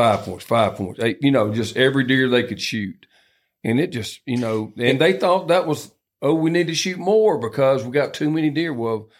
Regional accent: Southwest Alabama, United States; I grew up hunting in Southwest Alabama

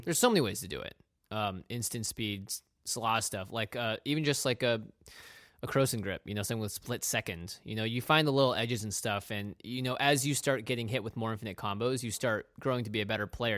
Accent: Pacific Northwest, United States; We grew up in the Pacific Northwest.

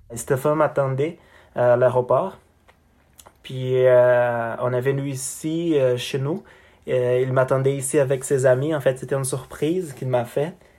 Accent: Brazil; French is a second language; moved away as an adult; now in Canada; chez nous au Brésil

